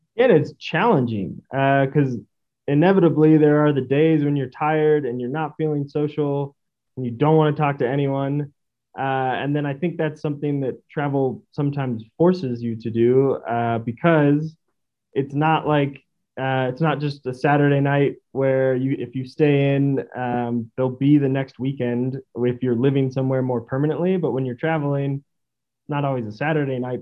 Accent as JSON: {"language": "English", "town": "Stockton", "region": "California", "country": "United States", "tie": "born or raised there", "also_born_or_lived": "St. Louis / Spain / South Korea", "moved": "as an adult", "said": "I grew up in Stockton, California, um, which is east of the Bay Area"}